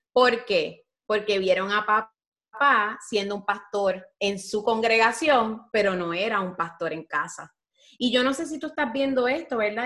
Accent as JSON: {"language": "Spanish", "country": "Puerto Rico", "said": "como diríamos en Puerto Rico"}